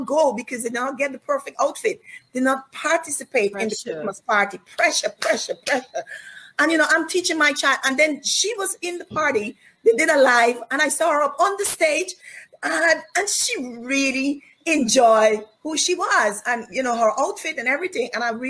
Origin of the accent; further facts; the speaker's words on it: Guyana; born there; And I was born in Guyana.